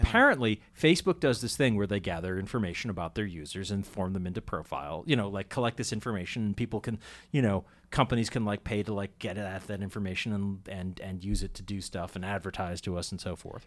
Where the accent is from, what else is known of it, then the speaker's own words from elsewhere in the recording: Andover, Massachusetts, United States; I grew up in Andover, which actually I, I don't know how it still handles things, but I grew up in Andover, and when I was a kid, you know, my parents would go to town meeting.